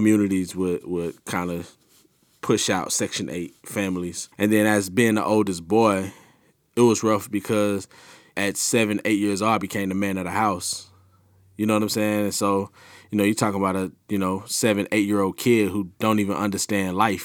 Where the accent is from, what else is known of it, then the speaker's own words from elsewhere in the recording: Camden, United States; it was just home for me, you know, and you just used to the environment. So just Camden in itself, especially when I was younger, it had a lot of gangs.